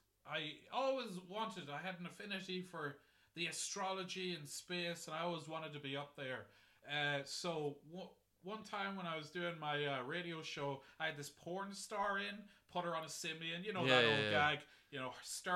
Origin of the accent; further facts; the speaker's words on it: Monaghan, County Monaghan, Ireland; One thing that I did notice my time growing up in Monaghan, I got very into improv, actually.